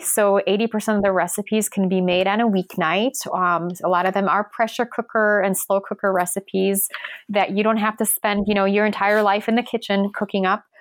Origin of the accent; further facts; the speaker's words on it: Poland; I'm from Poland.